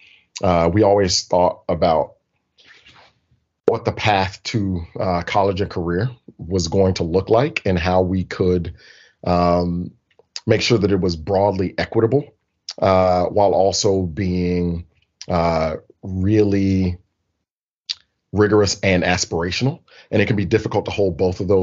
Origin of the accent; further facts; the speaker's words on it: Birmingham, Alabama, United States; born and raised in Birmingham, Alabama